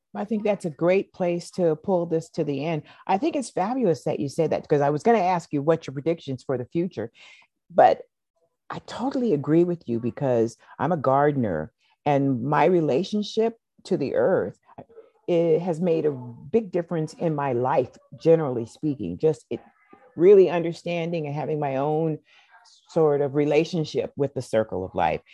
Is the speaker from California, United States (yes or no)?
no; Seattle, Washington, United States; I was born here in Seattle